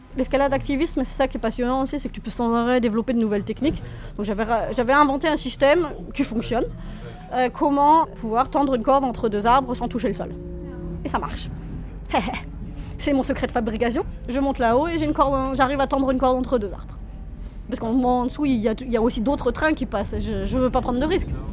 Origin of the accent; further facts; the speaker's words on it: Orléans, Centre-Val de Loire, France; moved away as an adult; also born or lived in Chambéry; now in Germany; j'ai grandi à Orléans